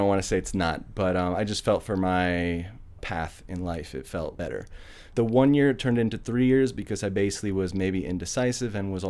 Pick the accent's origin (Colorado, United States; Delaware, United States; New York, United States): New York, United States; a little bit outside New York City, United States; moved away as an adult; now in Chile; Well, I'm from New York, a little bit outside New York City.